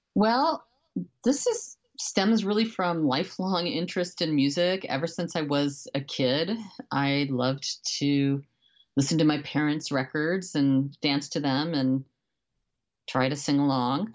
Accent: Beloit, Wisconsin, United States; moved away as an adult; also born or lived in New York / Miami; now in Los Angeles, United States; I grew up in Wisconsin in a town called Beloit, uh, which is a smallish, uh, college town on the Illinois border

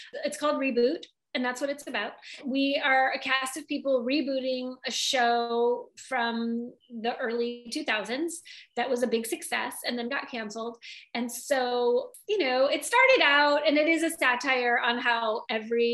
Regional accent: Michigan, United States; now in Southern California, United States; I'm from Michigan

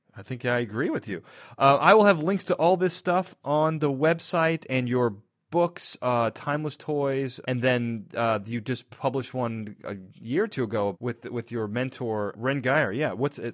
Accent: Chicago, Illinois, United States; also born or lived in Naperville; I'm from Chicago, and I lived in Naperville for a little bit.

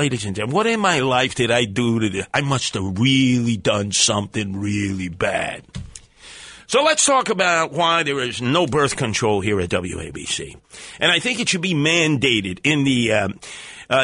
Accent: Bronx, New York, United States; I grew up in the Monroe Housing Project right next to Sotomayor in the South Bronx.

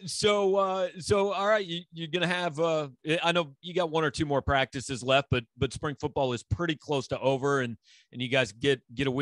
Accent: Kansas City, United States; I grew up in Kansas City

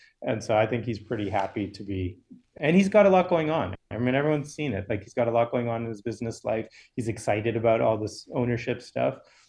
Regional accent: Boston, Massachusetts, United States; moved away as an adult; No, I grew up in Massachusetts.

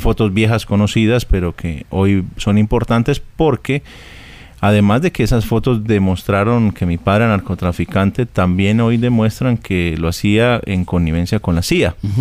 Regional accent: Colombia

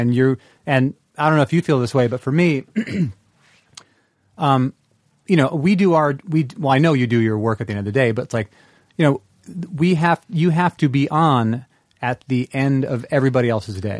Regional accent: the Northwest, Pacific Northwest, United States; moved away as an adult; I'm from the Northwest. I've lived, I lived there my entire life

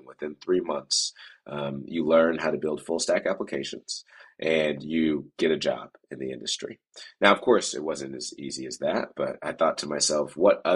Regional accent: Oakland, California, United States; I grew up in Oakland, so I was just 15 minutes away from San Francisco

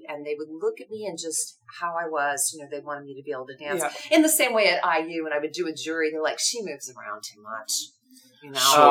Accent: Evansville, Indiana, United States; moved away; I grew up in Evansville, Indiana, which is in the southwest corner of Indiana

